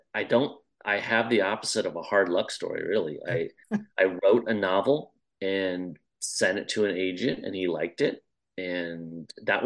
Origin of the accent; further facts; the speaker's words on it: Midwest, United States; I grew up in the States, in the middle of the middle, so just really farmland. Small town